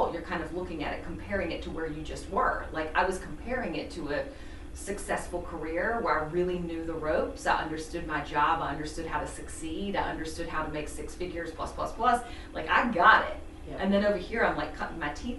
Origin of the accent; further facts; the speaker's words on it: the South, United States; also born or lived in Chicago; now in Charleston, United States; I'm from the South.